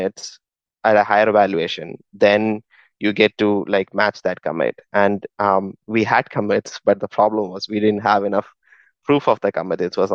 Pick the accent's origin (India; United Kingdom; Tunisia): India; moved away; I come from India